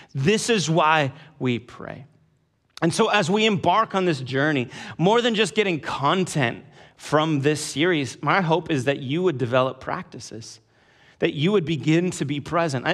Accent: California, United States; I grew up in California, in the suburbs of California

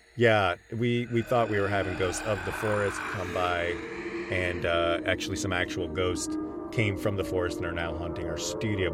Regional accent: Connecticut, United States; growing up in Connecticut in the nineteen nineties

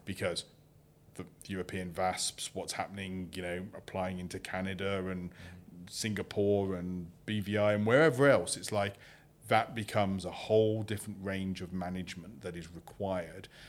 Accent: United Kingdom; I'm British.

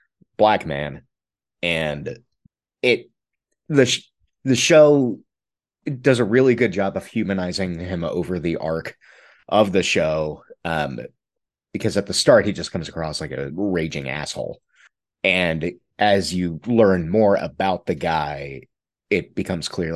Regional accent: Tennessee, United States; I was growing up in Tennessee

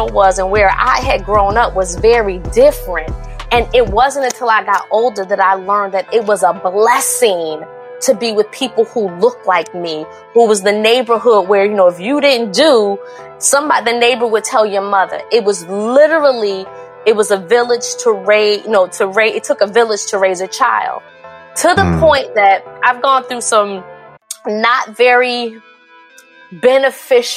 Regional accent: Newark, New Jersey, United States; I grew up in Newark, New Jersey

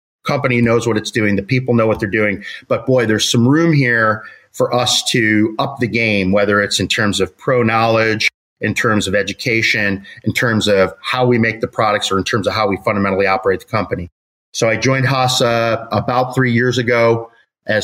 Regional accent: Chicago, Illinois, United States; I grew up in Chicago, went to school in Chicago

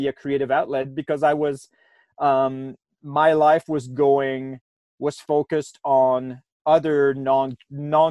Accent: Quebec City, Quebec, Canada; now in Banff, Canada; I've lived in Banff for 10 years or so now. I'm from Quebec City originally, so Eastern Canada

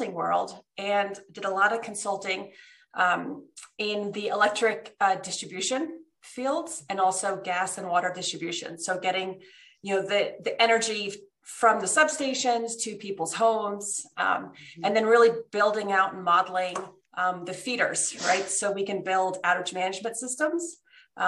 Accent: New Jersey, United States; moved away as an adult; also born or lived in Switzerland; now in Denver, United States; I actually grew up until I was in second grade in Switzerland. And for us, the weekends were skiing in the Alps. Mm-hmm. And then my parents moved us to New Jersey

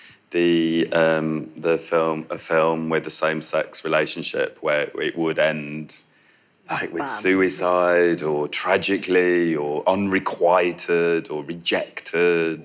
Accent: Yorkshire and the Humber, United Kingdom; I'm from Yorkshire

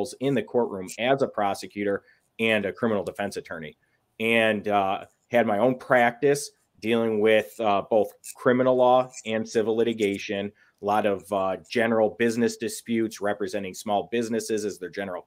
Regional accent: West Bloomfield, Michigan, United States; now in Commerce Township, United States; I grew up, I'm from West Bloomfield is where I grew up

